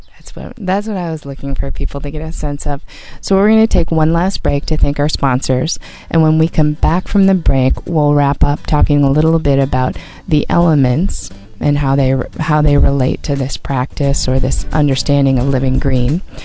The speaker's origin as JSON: {"language": "English", "region": "Wisconsin", "country": "United States", "moved": "as an adult", "lives_now": "California, United States", "said": "I'm from Wisconsin"}